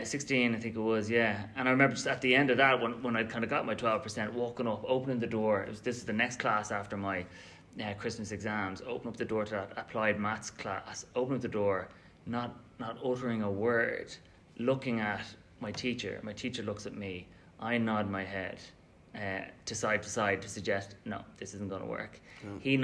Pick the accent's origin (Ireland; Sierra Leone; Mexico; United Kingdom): Ireland; Shankill, Leinster; also born or lived in Dublin / Bray; grew up in Shankill, went to St. Anne's School as a primary school.